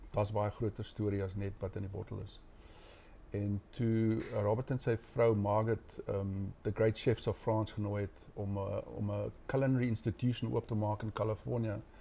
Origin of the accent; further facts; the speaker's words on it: Karoo, South Africa; moved away as an adult; ons het nie in die Karoo groot geword